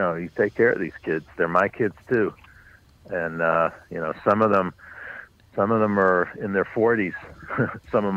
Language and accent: English; New York City, New York, United States; I grew up on the Upper West Side, but north of 96th